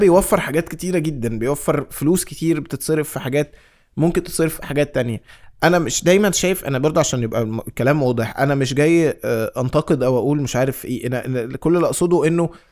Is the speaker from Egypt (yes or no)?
yes; Egypt; انا مصري